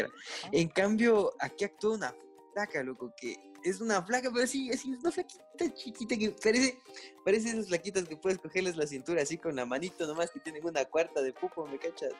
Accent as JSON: {"language": "Spanish", "town": "Latacunga", "region": "Cotopaxi", "country": "Ecuador", "said": "yo soy de la Tacunga, de la Catunga"}